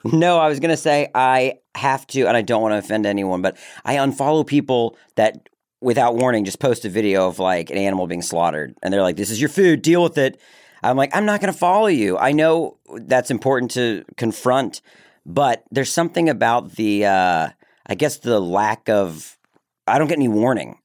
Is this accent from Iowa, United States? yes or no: no; Maryland, United States; accent: Southern; I grew up in Maryland